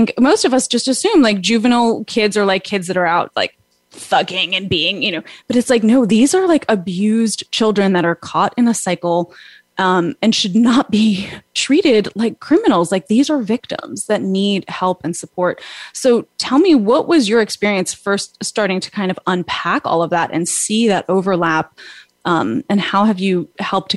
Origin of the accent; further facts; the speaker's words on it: New York, United States; I'm a New Yorker at heart. I was born and raised with that, like, go get it attitude.